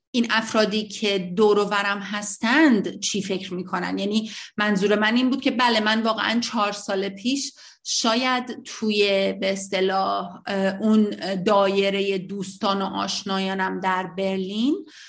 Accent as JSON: {"language": "Persian", "country": "Iran", "moved": "yes"}